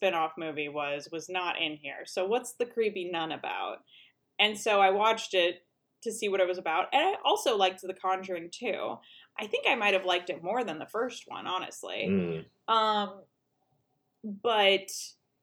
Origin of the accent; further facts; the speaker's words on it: Hawaii, United States; I grew up in Hawaii